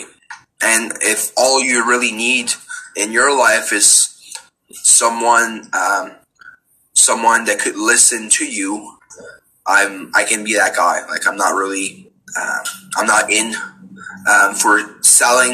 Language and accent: English; Bouctouche, New Brunswick, Canada; I'm from Bouctouche, obviously Acadian.